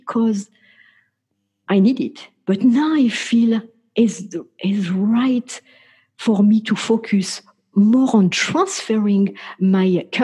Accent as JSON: {"language": "English", "country": "France", "tie": "born or raised there", "said": "I grew up in France"}